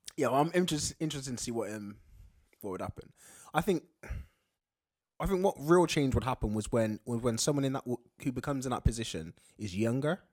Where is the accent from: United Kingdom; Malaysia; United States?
United Kingdom; being British